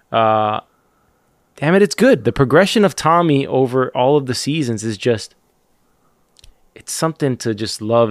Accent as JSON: {"language": "English", "country": "United States", "said": "I'm American"}